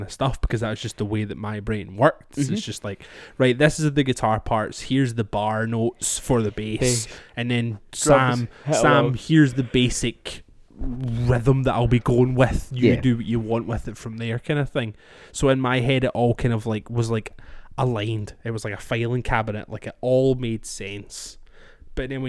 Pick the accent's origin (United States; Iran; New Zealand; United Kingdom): United Kingdom; Scotland; I'm Scottish